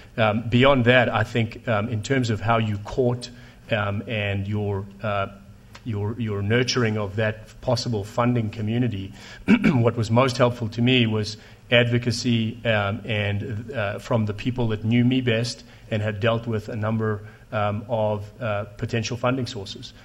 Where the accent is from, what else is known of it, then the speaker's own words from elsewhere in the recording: South Africa; moved away; I speak Afrikaans and Zulu too, because I grew up in South Africa